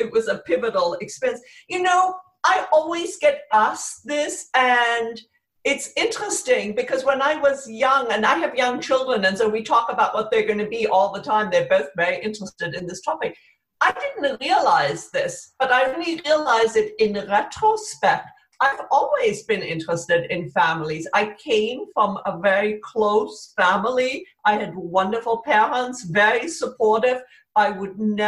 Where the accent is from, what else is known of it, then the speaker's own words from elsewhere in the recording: Connecticut, United States; also born or lived in Cairo, Egypt; when I was 8 years old, we immigrated to America, to Connecticut